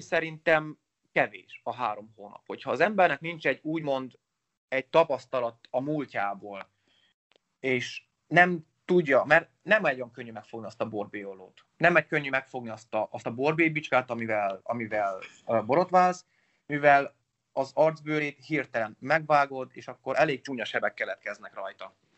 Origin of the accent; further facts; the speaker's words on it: Sălaj County, Romania; also born or lived in Oradea, Romania; én 87-ben születtem Nagyváradon, gyermekkorom nagy részét Szilány megyébe töltöttem nagyszüleimnél